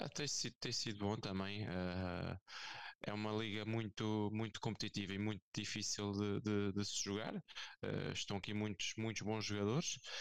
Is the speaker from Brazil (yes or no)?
no; Olho Marinho, Centro, Portugal; also born or lived in France; eu sou do Olho Marinho, ou seja, é uma, uma terra, uma, uma pequenina